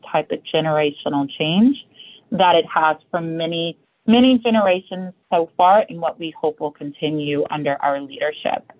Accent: Louisville, Kentucky, United States; I grew up in Louisville, Kentucky.

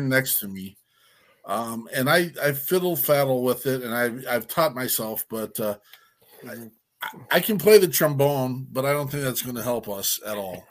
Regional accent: Wyoming, United States; I'm a hillbilly from Wyoming

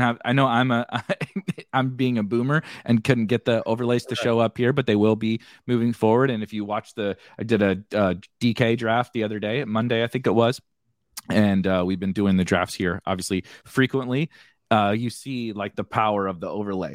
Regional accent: St. Louis, Missouri, United States; I'm from Saint Louis

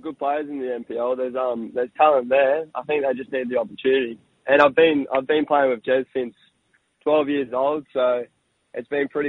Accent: Brisbane, Queensland, Australia; also born or lived in Sunshine Coast / Perth / Melbourne; coming back to my hometown club

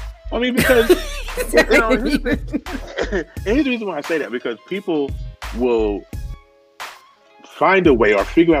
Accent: the South, United States; I'm from the South, man.

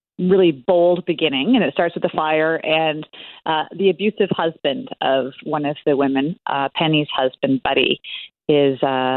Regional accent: Toronto, Ontario, Canada; moved away; also born or lived in small escarpment town, Canada; I'm originally from the Toronto area and now live in a very small town.

